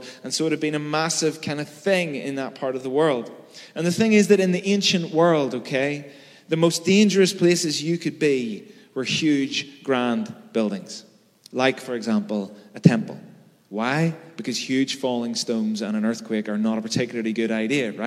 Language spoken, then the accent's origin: English; Belfast, Northern Ireland, United Kingdom; I'm from Belfast, right? I know how to navigate bomb scares and plastic bullets.